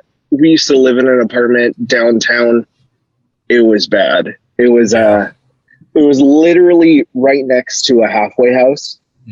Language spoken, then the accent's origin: English; San Jose, California, United States; I was born on the East Side, pretty much grew up downtown, but went to schools all over, pretty much.